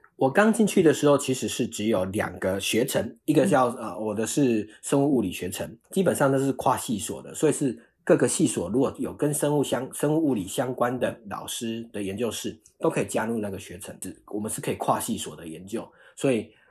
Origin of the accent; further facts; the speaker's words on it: Taiwan; moved away as an adult; also born or lived in Australia / United States; now in San Francisco, United States; 我那一届就是还是台湾人